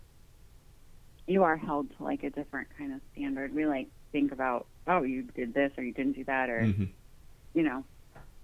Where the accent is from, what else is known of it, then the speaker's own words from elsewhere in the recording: Florida, United States; moved away; also born or lived in Ohio; I always thought that I was from the South. And then I found out that this is the South and Florida's not the South